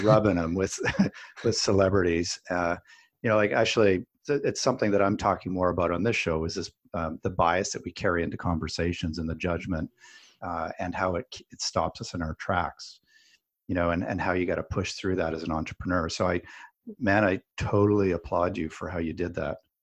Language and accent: English; Canada; I'm Canadian as well